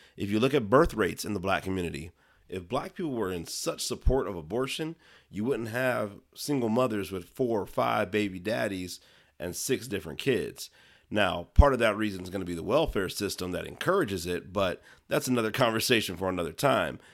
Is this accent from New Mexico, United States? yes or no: no; Ohio, United States; now in Arizona, United States; Ohio, grew up there, raised and eventually moved out to the Southwest. So currently living in Arizona